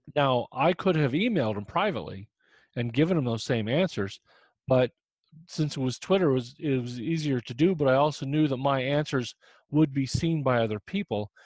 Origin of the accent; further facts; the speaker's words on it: Indiana, United States; moved away; I'm from Indiana originally